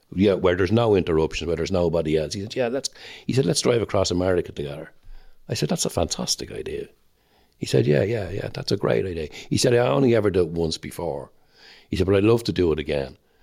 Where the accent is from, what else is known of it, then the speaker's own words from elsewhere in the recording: Dublin, Leinster, Ireland; I'm Irish and I'm Dublin